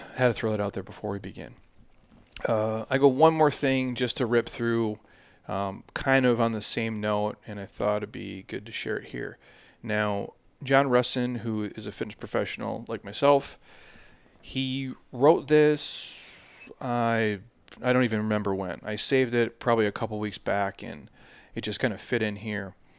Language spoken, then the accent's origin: English; Midwest, United States; I grew up in the Midwest